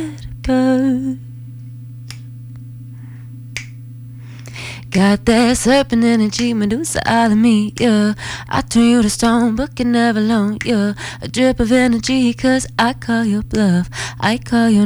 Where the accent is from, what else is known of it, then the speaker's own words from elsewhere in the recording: Williamsburg, Kentucky, United States; I'm from Williamsburg, Kentucky